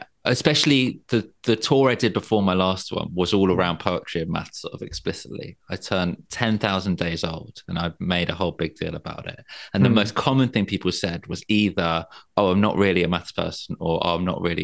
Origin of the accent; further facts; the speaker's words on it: London, United Kingdom; moved away as an adult; now in Margate, United Kingdom; I grew up in London. And I now live down by the sea in Margate